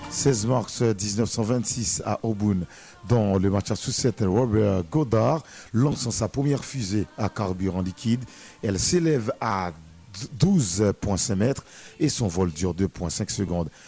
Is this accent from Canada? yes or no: no; Bombardopolis, Nord-Ouest, Haiti; ma ville natale, Bombarde de police la cité hospitalière